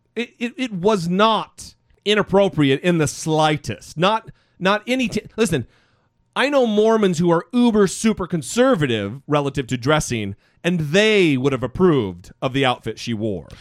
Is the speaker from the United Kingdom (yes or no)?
no; United States; I'm an American